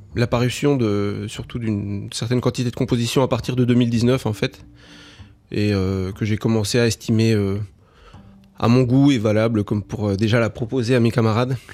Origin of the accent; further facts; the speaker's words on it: Uruguay; moved away; also born or lived in France; je suis toujours entre la, France et l'Uruguay parce que c'est mon pays d'origine